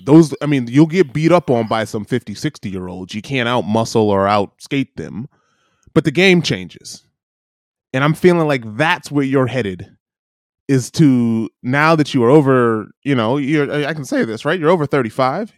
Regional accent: Michigan, United States; growing up in Michigan

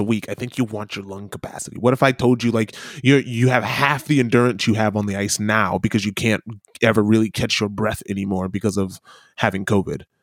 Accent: Midwest, United States; accent: Midwestern; moved away as an adult; now in New Zealand; almost stereotypically American, given my Midwestern accent.

